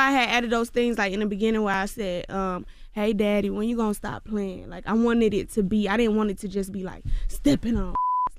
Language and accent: English; Georgia, United States